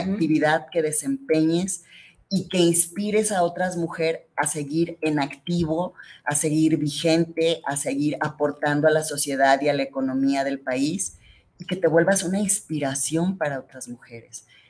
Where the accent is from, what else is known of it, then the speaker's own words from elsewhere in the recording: Guadalajara, Jalisco, Mexico; yo soy originaria de aquí, de Guadalajara, Jalisco